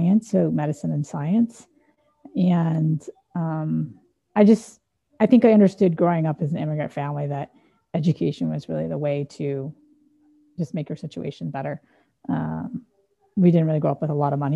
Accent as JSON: {"language": "English", "town": "San Dimas", "region": "California", "country": "United States", "tie": "born or raised there", "said": "I grew up in San Dimas, which is a small Midwestern town in Southern California. It's about an hour outside of LA."}